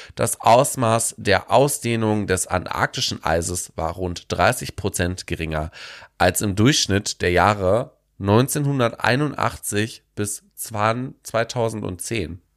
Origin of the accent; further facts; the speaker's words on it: Germany; bei uns in Deutschland